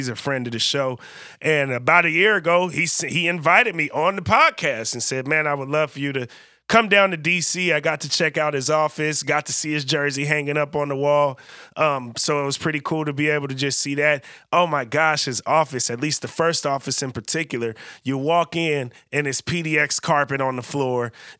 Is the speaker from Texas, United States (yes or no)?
no; California, United States; now in Portland, United States; from a place where I feel like we're pretty culturally in tune and definitely very diverse as well, growing up in the Bay Area where Portland lacks a little bit some of that diversity